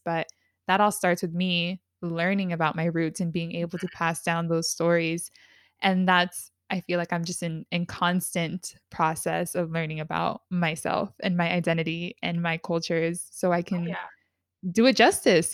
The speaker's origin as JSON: {"language": "English", "town": "San Diego", "region": "California", "country": "United States", "said": "we're both from San Diego but we are both in different parts of San Diego"}